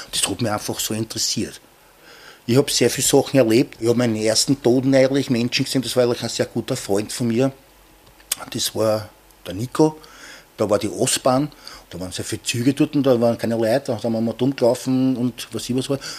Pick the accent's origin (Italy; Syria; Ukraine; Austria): Austria; Hirschstetten, Vienna; weil ich bin ja auch in Oschborn aufgewachsen.